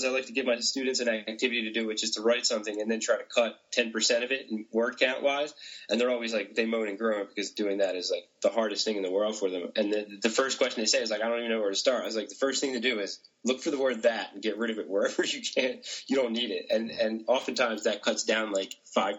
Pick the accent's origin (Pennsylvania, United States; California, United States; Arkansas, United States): Pennsylvania, United States; Philadelphia; moved away; I'm from Philadelphia originally, and in Philadelphia, that word is used probably 3 to 5 times per sentence